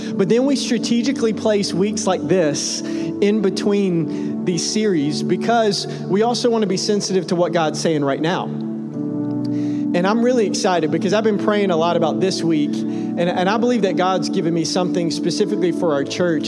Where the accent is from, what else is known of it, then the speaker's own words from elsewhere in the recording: Middle Tennessee, United States; I grew up in Middle Tennessee and kind of like the backwoods.